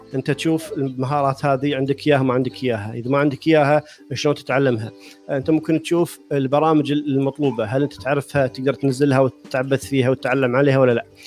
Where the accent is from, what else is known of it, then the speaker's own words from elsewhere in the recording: Kuwait; من الكويت